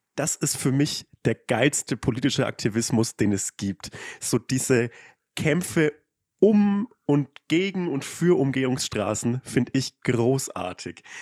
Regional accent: Upper Franconia, between Forchheim and Bamberg, Bavaria, Germany; accent: Franconian; moved away; ich komme halt auch aus, aus Bayern und aus dem letzten Kaff

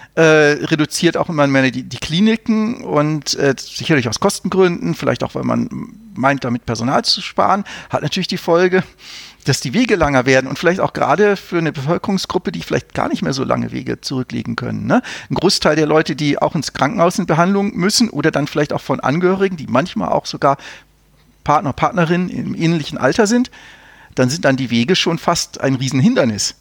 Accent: North Rhine-Westphalia, Germany; ich bin ja in Nordrhein-Westfalen aufgewachsen

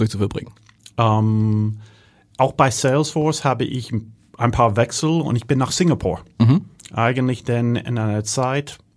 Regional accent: Germany; accent: Hanseatic; Ähm, mein hanseatischer Dialekt, die ist sehr erkennbar.

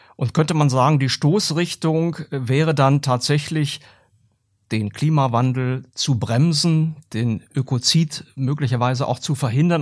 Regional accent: Germany; bei uns in Deutschland

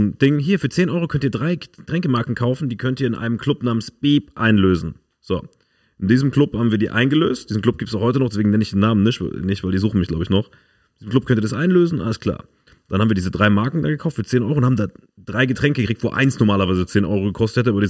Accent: Germany; Ja, ich bin auch Deutscher, was geht, Alter?

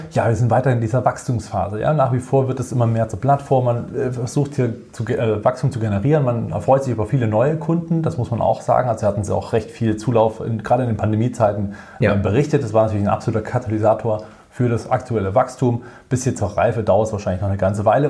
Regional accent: Germany; bei uns in Deutschland

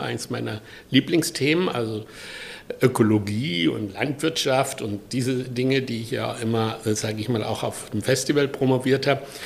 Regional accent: a village near Pforzheim, Baden-Württemberg, Germany; moved away; ich komme aus Süddeutschland, im Dorf, äh, nahe Pforzheim und 1948 geboren. Und mein Vater ist gestorben, als ich drei Monate alt war

